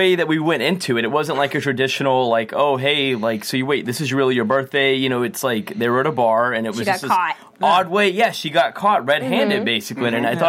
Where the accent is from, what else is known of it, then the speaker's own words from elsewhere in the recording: Texas, United States; I'm from Texas. We don't get snow. I mean, it's just hot.